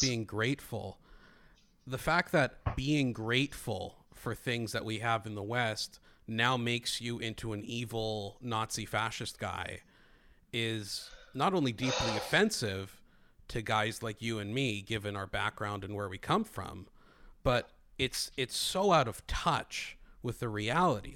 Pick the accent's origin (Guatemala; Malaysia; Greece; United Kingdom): Greece; moved away; although I grew up in Greece, when I came here